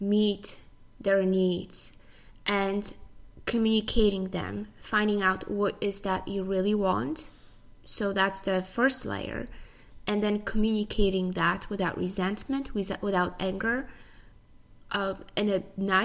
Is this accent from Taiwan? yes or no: no; Poland; moved away as an adult; also born or lived in United States; now in Tampa, United States; I was born in Poland. I came to the U.S. about 11 years ago.